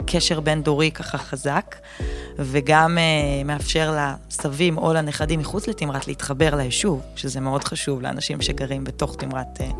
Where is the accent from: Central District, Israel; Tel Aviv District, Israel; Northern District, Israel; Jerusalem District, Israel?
Northern District, Israel; Kfar Yehoshua; אני מכפר יהושע, מעמק יזרעאל, גדלתי בעמק